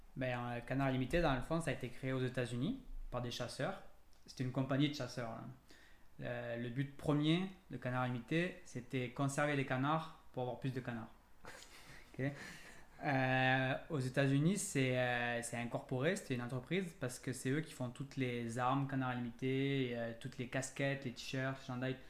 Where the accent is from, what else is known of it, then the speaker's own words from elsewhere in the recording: France; moved away as an adult; now in Quebec, Canada; je suis français d'origine, puis en processus d'immigration.